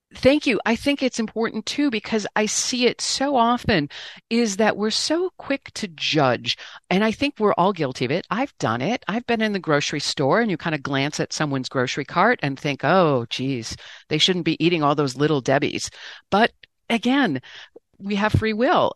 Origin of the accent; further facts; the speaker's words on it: Great Lakes, Midwest, United States; I'm a Midwesterner on the Great Lakes